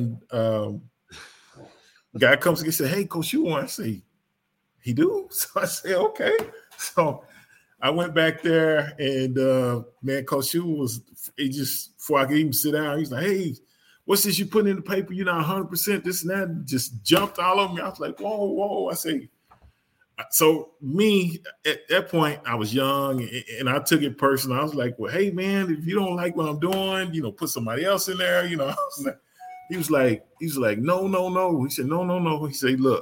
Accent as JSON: {"language": "English", "town": "Dallas", "region": "Texas", "country": "United States", "tie": "born or raised there", "said": "I grew up in Dallas, a Cowboy fan"}